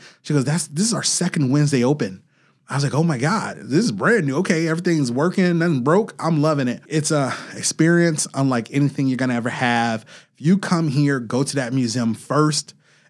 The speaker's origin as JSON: {"language": "English", "town": "Chicago", "region": "Illinois", "country": "United States", "said": "Now, I come from Chicago. We're Chicagoans."}